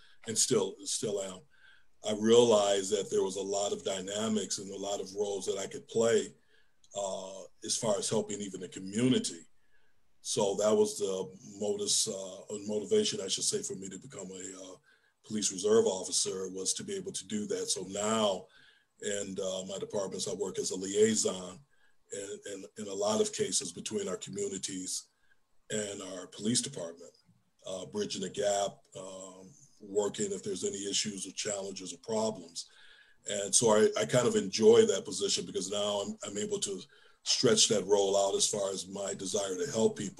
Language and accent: English; Detroit, Michigan, United States; moved away; growing up in Detroit as I did, I really never had a lot of contact with law enforcement